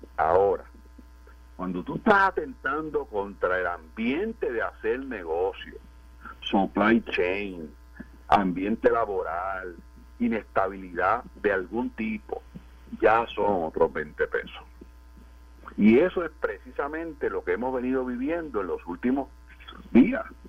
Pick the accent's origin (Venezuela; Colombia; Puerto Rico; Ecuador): Puerto Rico; nuestra capacidad como puertorriqueños, como pueblo